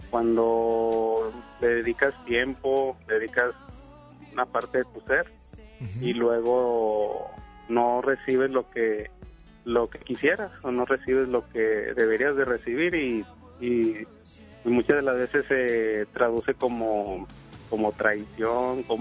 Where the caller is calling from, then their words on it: Apodaca, Nuevo León, Mexico; De, de Apodaca, Nuevo León.